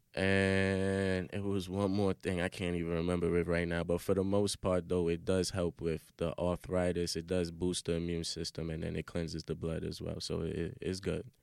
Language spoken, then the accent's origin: English; New York City, New York, United States; I'm from Brooklyn, so we got 'em in our hood